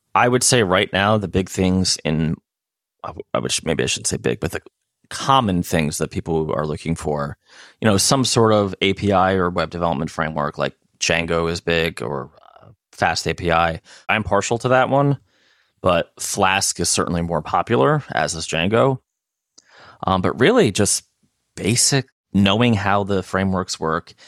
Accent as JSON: {"language": "English", "country": "United States", "said": "I'm American"}